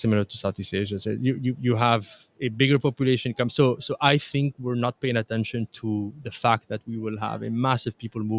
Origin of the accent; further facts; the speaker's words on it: Tunisia; also born or lived in Canada; Just because I'm Tunisian Canadian, I can see that.